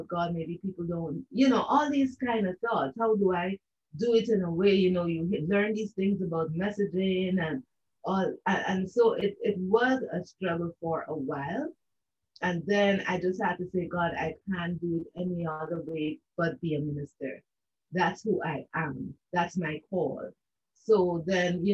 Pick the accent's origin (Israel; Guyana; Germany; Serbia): Guyana; now in Canada; I am from the country of Guyana. I am a Guyanese